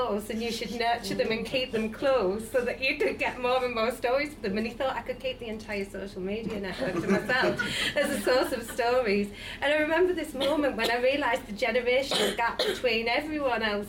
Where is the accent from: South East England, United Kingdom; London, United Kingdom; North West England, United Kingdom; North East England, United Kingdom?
North East England, United Kingdom; Sunderland; moved away; I'm from Sunderland and everyone's pro-Brexit that I grew up